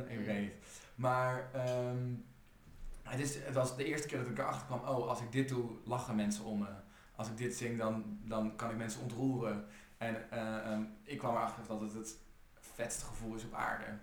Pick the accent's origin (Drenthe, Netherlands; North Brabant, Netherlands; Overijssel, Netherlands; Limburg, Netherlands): Overijssel, Netherlands; now in Rotterdam, Netherlands; Ik kom uit Overijssel. Mm. ik ben heel veel heen en weer gestuurd in Nederland. Toen, doordat mijn ouders gingen scheiden ik ging met mijn vader wonen en mijn vader verhuisde veel. Uh, maar oorspronkelijk kom ik uit Overijssel.